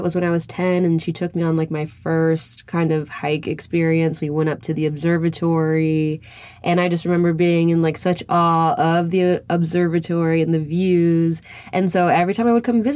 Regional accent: Northern Virginia, United States; I grew up in Northern Virginia

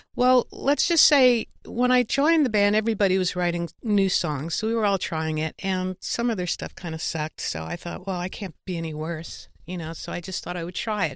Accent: New York, United States; moved away as an adult; also born or lived in Connecticut; now in Los Angeles, United States; I'm such a New Yorker

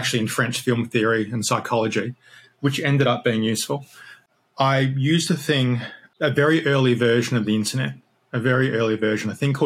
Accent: Australia; moved away; I'm Australian originally, obviously, not English.

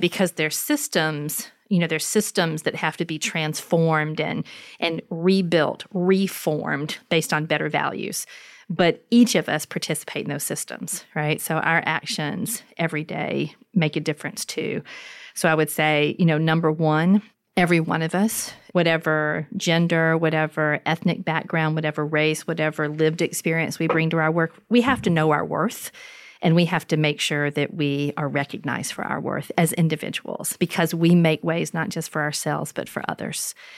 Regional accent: LaGrange, Georgia, United States; moved away; in my hometown, in histories of housing segregation, where, for instance, in LaGrange

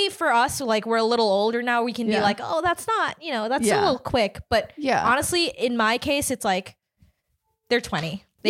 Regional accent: Philippines; Because, I'm from the Philippines, right? And in the Philippines, because of pretty strict religious laws, you can't ever divorce someone.

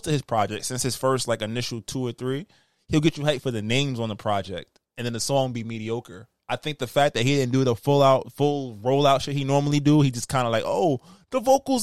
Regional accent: United States; I'm American

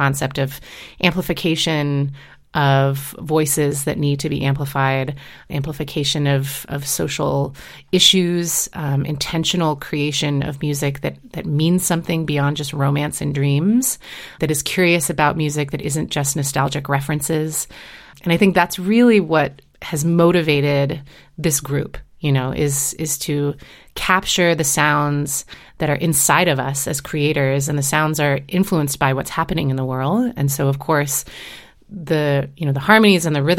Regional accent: Seattle, Washington, United States; moved away; I grew up in Seattle and, you know, went to Roosevelt High School

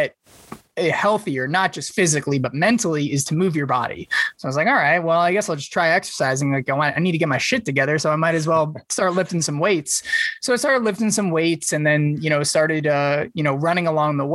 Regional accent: New York, United States; moved away as an adult; also born or lived in Wisconsin / Pennsylvania; now in Phoenix, United States; I was born and raised in New York, and, you know, went to Penn State for college.

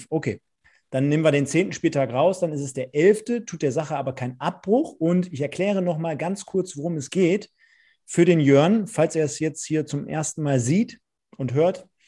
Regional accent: Germany; born there; Also, ich bin in Deutschland geboren und ich bin deutscher Staatsbürger.

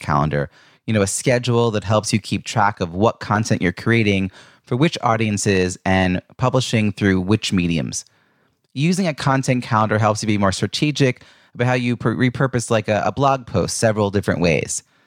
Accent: Ronkonkoma, New York, United States; I grew up in Long Island

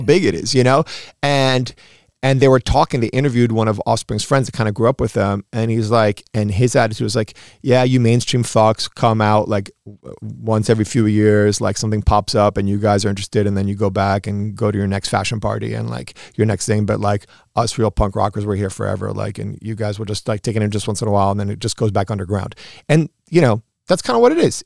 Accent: New York, United States; born or raised there; also born or lived in Uruguay

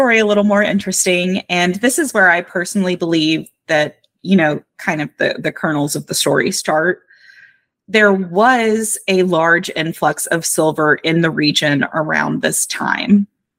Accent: Kentucky, United States; It is, but I'm also from Kentucky

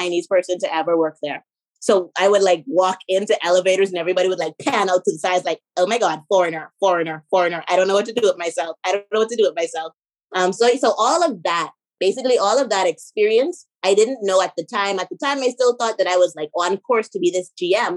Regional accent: Bahamas; also born or lived in Georgia, United States / Miami, United States / Dubai / China; I'm born and raised in the Bahamas

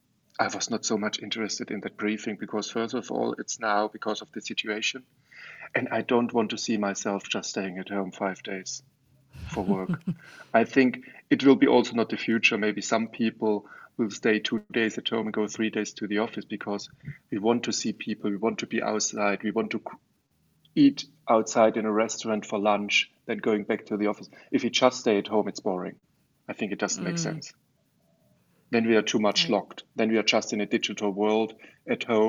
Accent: Germany; also born or lived in Offenbach; I grew up in Germany. I'm educated at a German university in Offenbach, where I'm still living

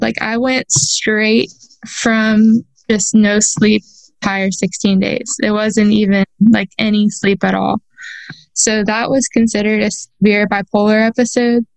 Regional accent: a town not too far from Houston, Texas, United States; I was born on December 30th in a town not too far from Houston.

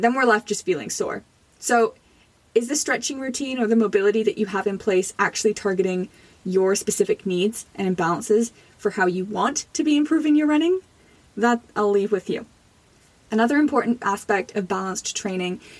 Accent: Jamaica; now in Canada; I was born in Jamaica.

